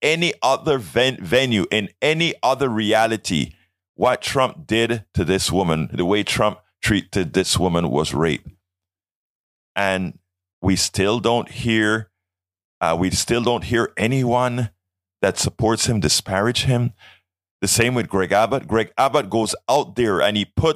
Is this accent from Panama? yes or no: yes; Panama; I am from Panama